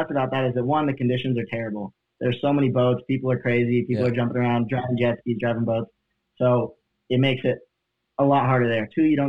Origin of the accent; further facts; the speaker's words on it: Oklahoma, United States; now in Central Florida, United States; We grew up in Oklahoma, which is smack dab in the middle of the country.